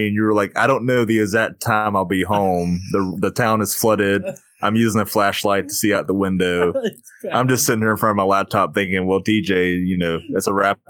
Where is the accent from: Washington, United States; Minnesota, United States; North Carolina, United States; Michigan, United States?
North Carolina, United States; Charlotte; I'm from the Charlotte area